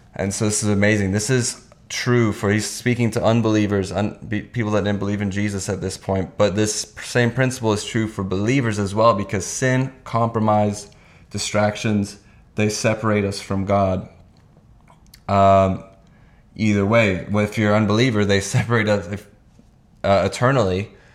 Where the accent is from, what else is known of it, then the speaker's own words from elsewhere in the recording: Hungary; moved away; I was born in Hungary and did kindergarten there